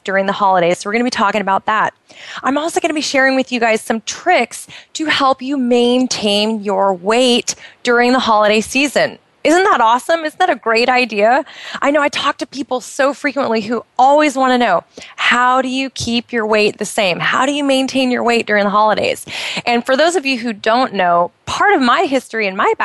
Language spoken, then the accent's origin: English; United States; moved away as an adult; now in Bahrain; I'm originally from the United States